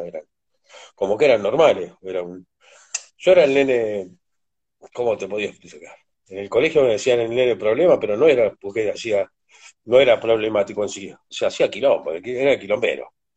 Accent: San Martín, Tres de Febrero, Buenos Aires Province, Argentina; born or raised there; also born or lived in Potrero de Garay, Córdoba, Argentina

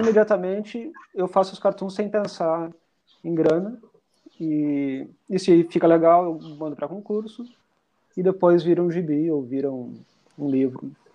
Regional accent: Rosário do Sul, Rio Grande do Sul, Brazil; now in Porto Alegre, Brazil; Eu sou de Rosário do Sul, mas eu moro aqui em Porto Alegre já faz tempo

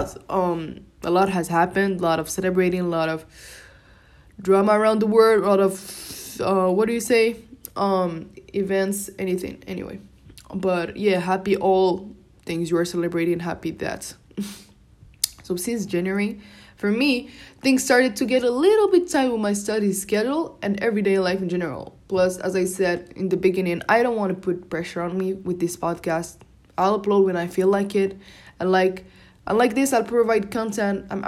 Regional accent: Morocco; first language Moroccan Arabic (Darija); English is a second language; I was speaking my native language, Darija.

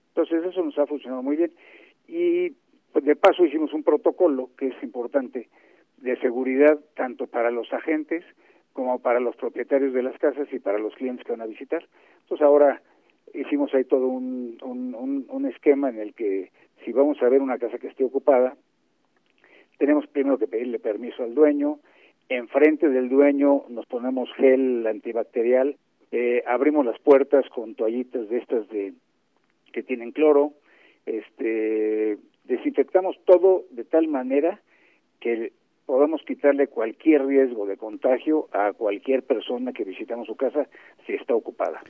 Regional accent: Mexico; así somos los mexicanos.

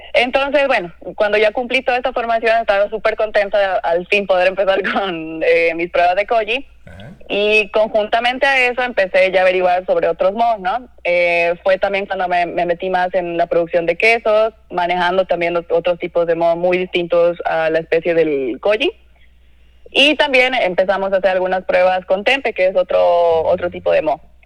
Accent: Cochabamba, Bolivia; moved away as an adult; also born or lived in Lima, Peru / Mexico City, Mexico / Monterrey, Mexico; now in Mexico; yo soy cocinera, soy de Cochabamba, Bolivia.

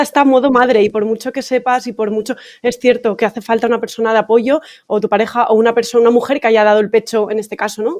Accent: Valencia, Valencian Community, Spain; moved away; Yo soy de Valencia y claro, mi familia está allí

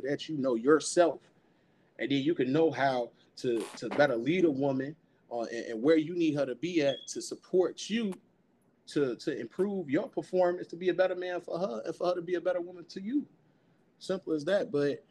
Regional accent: Chicago, Illinois, United States; I'm from Chicago, South Side

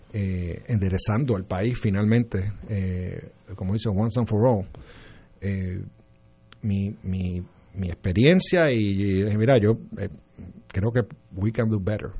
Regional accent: Trujillo Alto, Puerto Rico; also born or lived in Condado, San Juan; del hospital fui a Trujillo Alto a, Round Hills, donde viví mis primeros 27 años.

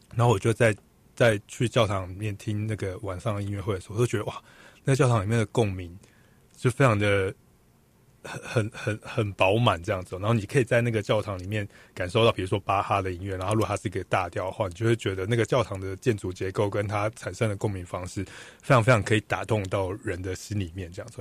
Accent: Taiwan; 我们台湾人

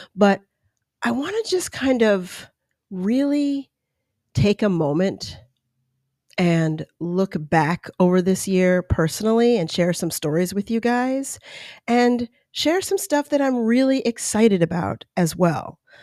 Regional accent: East Coast, United States; now in California, United States; I was born on the East Coast.

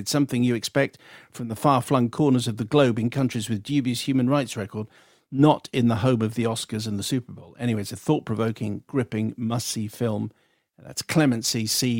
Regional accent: United Kingdom; now in Moscow, Russia; And as I'm a British resident in Moscow, I've been for the last 25 years

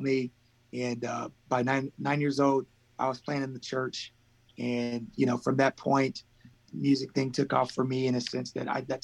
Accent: Colton, California, United States; also born or lived in Fresno, California; I am here right now, specifically in Colton, California. So we are about an hour east of Los Angeles. I grew up here in the same area. I was born in Fresno, California

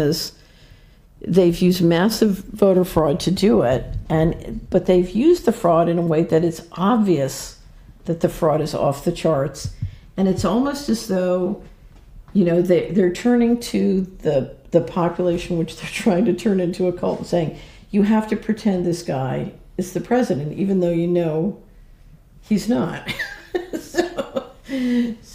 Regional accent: Philadelphia, Pennsylvania, United States; I grew up in Philadelphia

